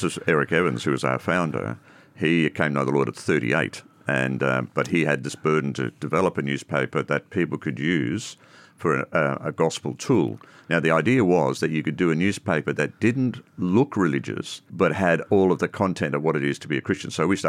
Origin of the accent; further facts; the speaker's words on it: Ireland; now in Australia; I come from a Roman Catholic background. I come from Ireland originally. Came out in 69 to Australia and went through all the usual sort of things, continued on in my Catholic religion.